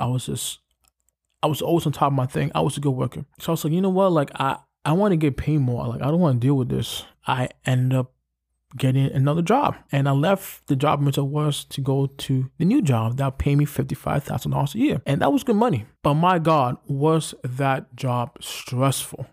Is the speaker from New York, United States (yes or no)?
yes; New York City, New York, United States; I come from Brooklyn